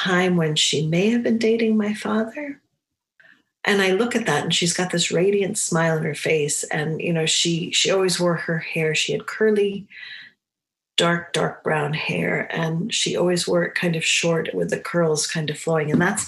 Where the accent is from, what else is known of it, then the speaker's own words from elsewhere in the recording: New England, United States; I grew up in New England